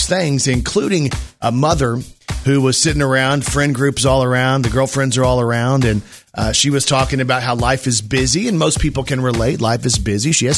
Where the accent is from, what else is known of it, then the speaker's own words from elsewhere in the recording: Texas, United States; I was born in Texas